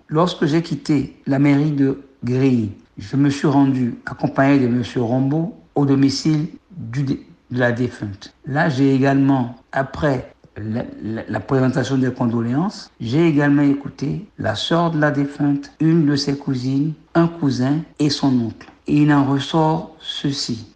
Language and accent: French; Benin; moved away as an adult; en tant que béninois